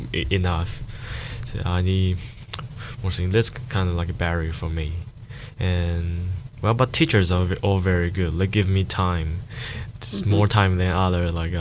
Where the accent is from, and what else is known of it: China; born or raised there; English is a second language; now in Dunedin, New Zealand